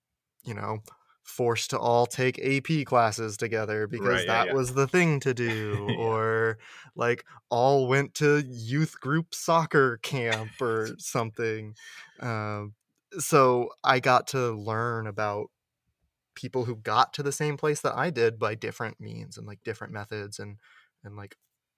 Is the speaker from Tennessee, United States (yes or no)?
no; Washington, District of Columbia, United States; born or raised there; moved away as an adult